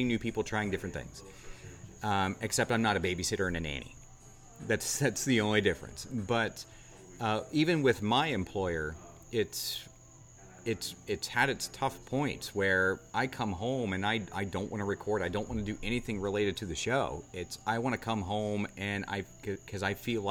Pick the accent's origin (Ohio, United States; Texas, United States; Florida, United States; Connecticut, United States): Ohio, United States; Southern; now in Charleston, United States; I'm from Southern Ohio